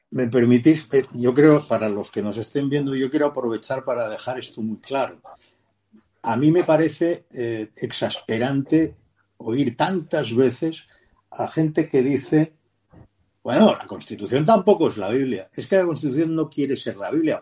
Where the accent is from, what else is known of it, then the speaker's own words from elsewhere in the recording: Catalonia, Spain; moved away; como catalán digo consideré porque ya no soy catalán, pero cuando lo era